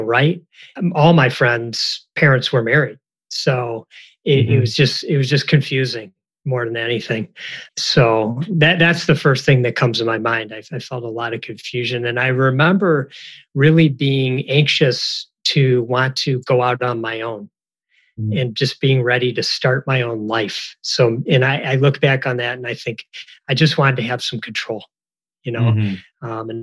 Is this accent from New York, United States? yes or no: no; Detroit, Michigan, United States; I grew up in the Detroit area